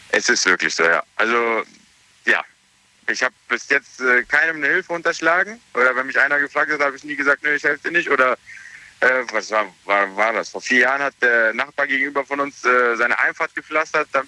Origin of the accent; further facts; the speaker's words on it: Germany; ich bin hier aufgewachsen und geboren in Deutschland.